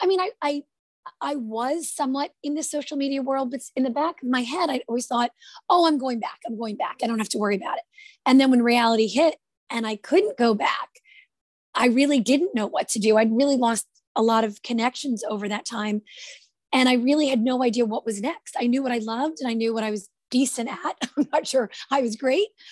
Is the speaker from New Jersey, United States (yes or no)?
yes; Jersey City, New Jersey, United States; I'm from Jersey City, New Jersey. That's where I grew up